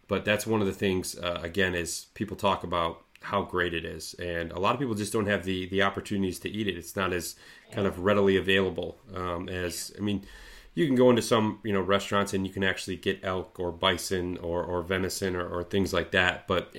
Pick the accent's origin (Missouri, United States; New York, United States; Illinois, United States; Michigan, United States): Michigan, United States; Lewiston; I'm from a small town called Lewiston, Michigan.